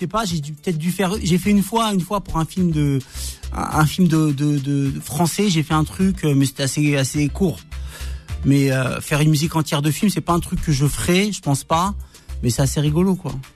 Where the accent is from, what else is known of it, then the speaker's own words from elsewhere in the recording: Argenteuil, Île-de-France, France; j'ai grandi en quartier Argenteuil